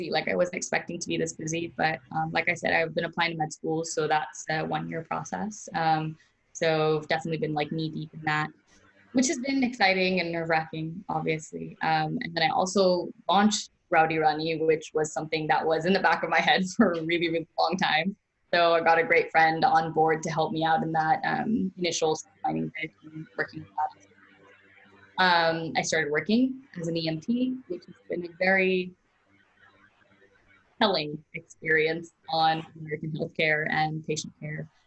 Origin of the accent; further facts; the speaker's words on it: India; But um, I'm Indian, so that's what I identify as, and that's what I'm going to be for the rest of my life.